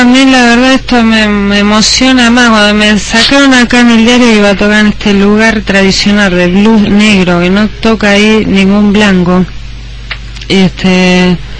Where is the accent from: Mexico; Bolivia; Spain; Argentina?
Argentina; moved away as an adult; also born or lived in Chicago, United States; siendo argentino, estando acá